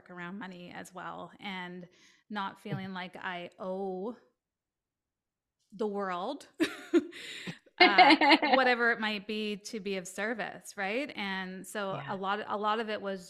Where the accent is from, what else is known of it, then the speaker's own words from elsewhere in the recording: Canada; I'm Canadian